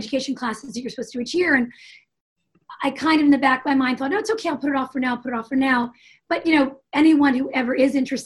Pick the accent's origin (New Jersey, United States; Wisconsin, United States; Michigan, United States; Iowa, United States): New Jersey, United States; Jersey City; I grew up in Jersey City